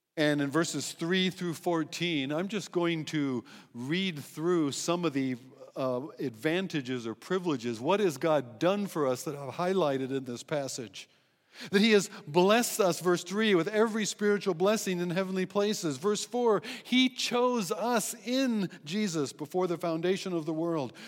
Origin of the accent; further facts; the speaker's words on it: United States; moved away; also born or lived in Eswatini; being American